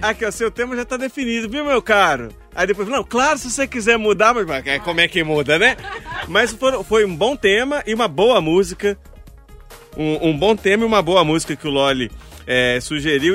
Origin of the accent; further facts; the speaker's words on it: Mariana, Minas Gerais, Brazil; lá em Mariana, que é onde eu nasci, cresci é, boa parte da vida.